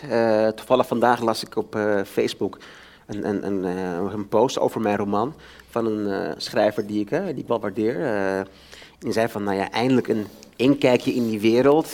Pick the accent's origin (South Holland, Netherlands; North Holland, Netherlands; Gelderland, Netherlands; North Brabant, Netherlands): North Holland, Netherlands; Amsterdam; Ik ben zelf opgegroeid in de Bijlmer maar ken het door en door